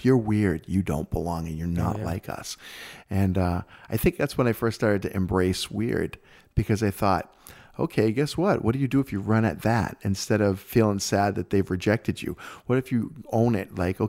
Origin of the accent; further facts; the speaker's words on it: United States; I always call that Phi. But that's because I'm American.